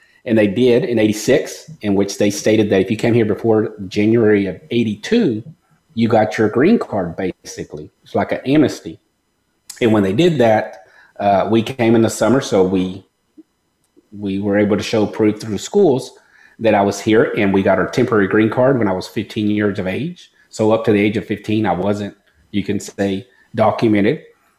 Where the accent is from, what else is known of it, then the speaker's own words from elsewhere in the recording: Mexico; now in United States; So what happened is around the time period I came from Mexico, there was a lawsuit.